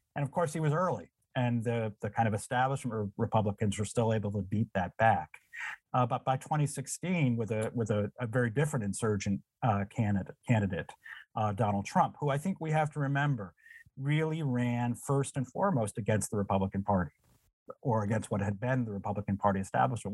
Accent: Windsor, Connecticut, United States; moved away; I grew up in a town, Windsor, Connecticut

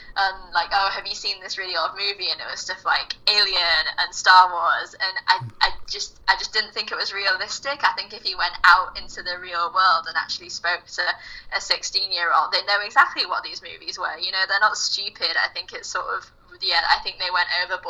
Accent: United Kingdom; in case you can tell, I'm British

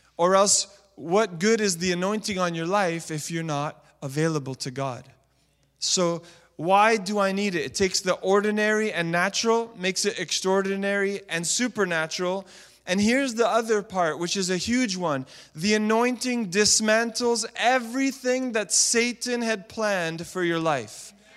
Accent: Montreal, Quebec, Canada; I was a youth pastor in the city of Montreal, my hometown

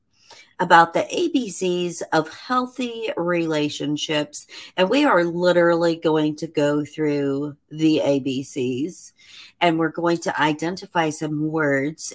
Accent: Indiana, United States; moved away; my home state of Indiana

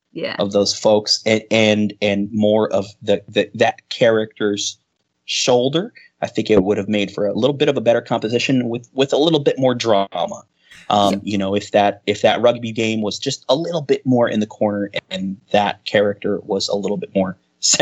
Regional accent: United States; we call it soccer here in the old America.

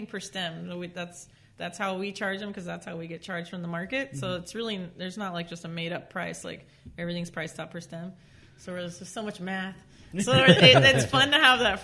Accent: Norwalk, California, United States; also born or lived in Orange County, California; now in Whittier, United States; I grew up in Norwalk.

